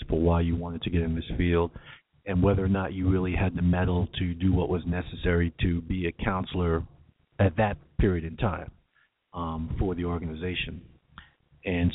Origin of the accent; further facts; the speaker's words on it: New York, United States; moved away as an adult; now in California, United States; I'm still a New Yorker